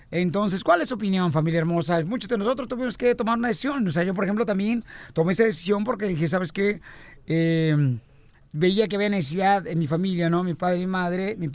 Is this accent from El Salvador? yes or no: yes; El Salvador; now in United States; No es cierto, yo nací en El Salvador.